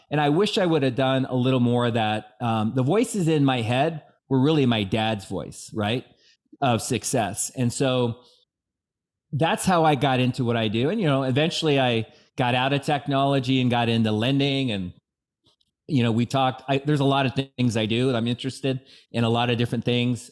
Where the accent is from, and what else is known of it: Bellevue, Washington, United States; born or raised there